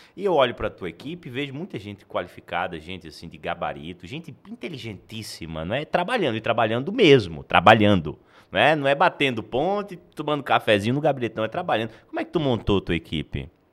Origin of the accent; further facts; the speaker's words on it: Natal, Rio Grande do Norte, Brazil; now in Goiânia, Brazil; eu sou de Natal e, e vim para Goiânia